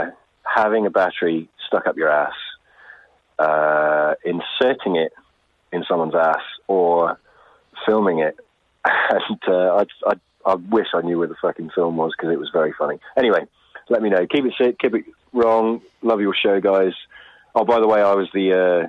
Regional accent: England, United Kingdom; I'm English, so what the fuck?

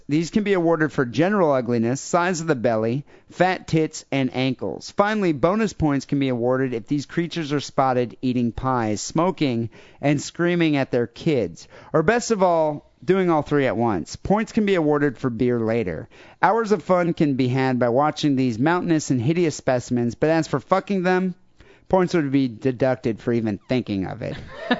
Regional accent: Pontypridd, Wales, United Kingdom; Well, I'm from Pontypridd, which I guess is pronounced Pontypridd, the birthplace of ….

